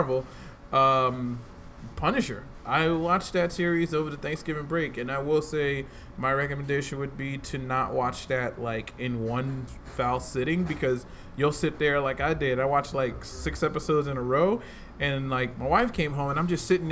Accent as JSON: {"language": "English", "town": "Newark", "region": "New Jersey", "country": "United States", "tie": "born or raised there", "said": "I grew up in Newark, New Jersey"}